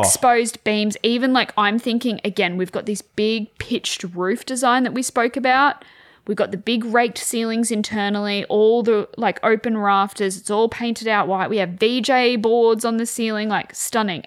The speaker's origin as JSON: {"language": "English", "town": "Wagga Wagga", "region": "New South Wales", "country": "Australia", "tie": "born or raised there", "said": "I grew up in Wagga, freezing cold"}